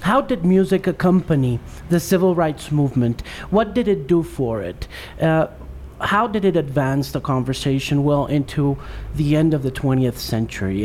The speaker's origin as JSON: {"language": "English", "region": "South Florida", "country": "United States", "tie": "born or raised there", "said": "I was brought up in South Florida"}